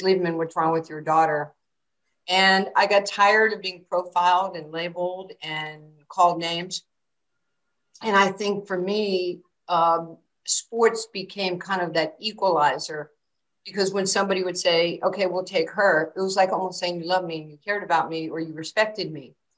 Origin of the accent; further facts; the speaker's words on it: New York City, New York, United States; also born or lived in Brooklyn; I was growing up in New York City in Queens.